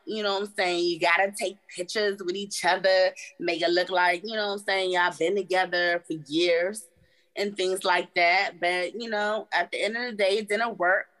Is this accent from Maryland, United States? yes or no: yes; Maryland, United States; I'm from Maryland.